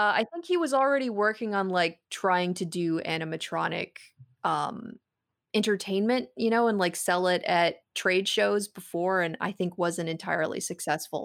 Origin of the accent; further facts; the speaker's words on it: West Coast, United States; I grew up on the West Coast